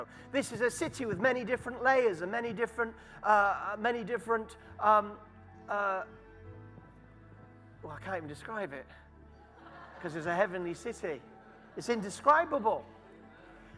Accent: Harrogate, Yorkshire and the Humber, United Kingdom; accent: Yorkshire; moved away as an adult; now in London, United Kingdom; And Harrogate is my hometown.

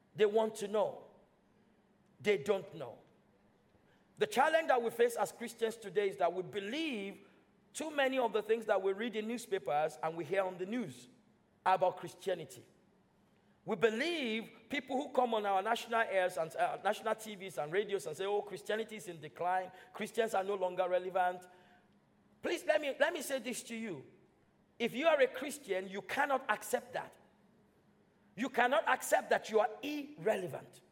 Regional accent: Nigeria; now in United Kingdom; I'm British now. I was born and raised in Nigeria

